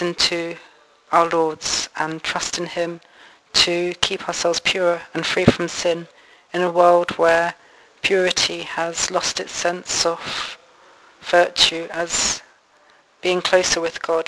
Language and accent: English; Bedford, East of England, United Kingdom; moved away as an adult; now in Valladolid, Spain; I'm a seminarian in Valladolid for the Diocese of Northampton, and I'm from Bedford